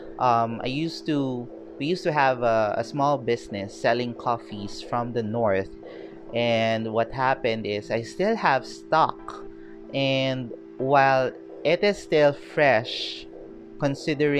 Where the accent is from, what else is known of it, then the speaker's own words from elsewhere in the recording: Philippines; also born or lived in Baguio City, Philippines / Quezon City, Philippines; I'm from the Philippines